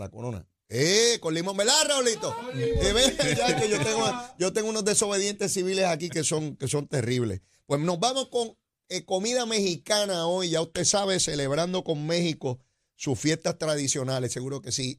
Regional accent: Puerto Rico; estamos aquí en esta isla, que somos ciudadanos americanos

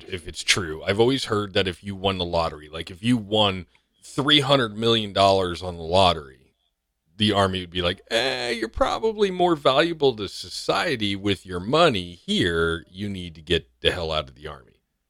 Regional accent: New York, United States; born there; No, I was born in New York.

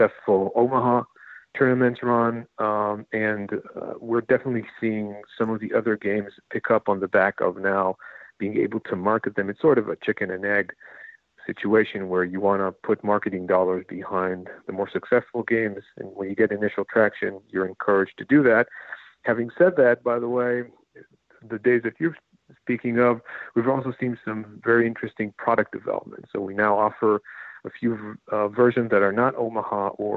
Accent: Israel; moved away as an adult; now in New Jersey, United States; I come from Israel

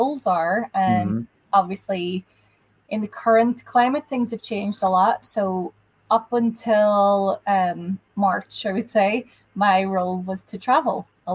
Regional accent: Ireland; now in United States; regional words that we wouldn't particularly use in Ireland. Sometimes I get caught out when I go home

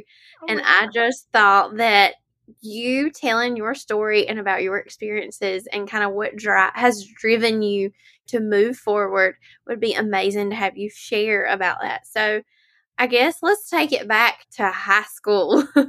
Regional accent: Lakeview, South Carolina, United States; She is from my hometown of Lakeview, South Carolina.

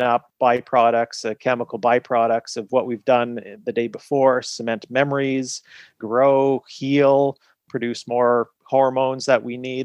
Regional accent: Canada; also born or lived in United Kingdom / Montreal; I practiced in the UK and then I am Canadian, so then moved the practice back to Montreal

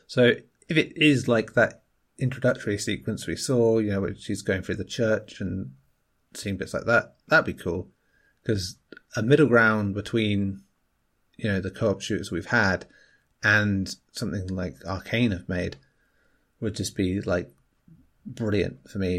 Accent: England, United Kingdom; as an Englishman

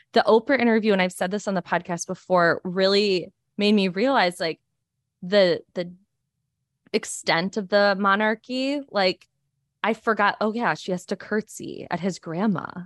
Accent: United States; being an American

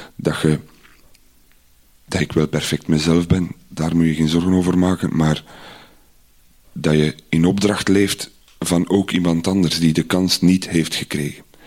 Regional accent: Iddergem, Flanders, Belgium; Ik ben opgegroeid in Idergem

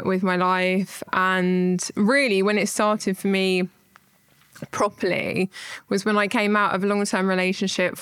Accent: Horsham, South East England, United Kingdom; I'm from Horsham, I'm 30

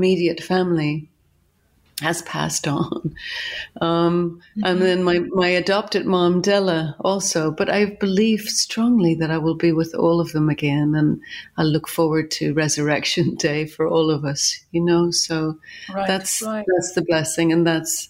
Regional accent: Ireland; I'm Irish and grew up in Ireland

